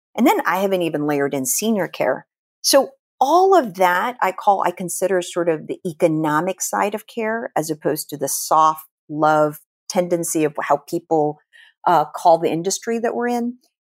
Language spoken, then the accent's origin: English; Philippines; moved away; I was born and raised in the Philippines